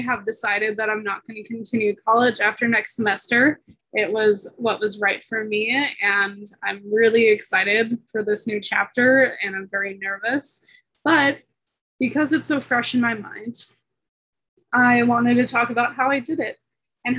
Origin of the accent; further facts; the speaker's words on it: San Diego, California, United States; moved away as an adult; now in Boulder, United States; I'm originally from San Diego, California, but I'm currently living in Boulder, Colorado as a student